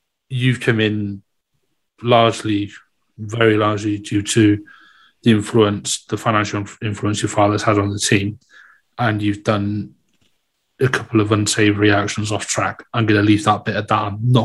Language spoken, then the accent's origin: English; Welsh, Wales, United Kingdom; I'm Welsh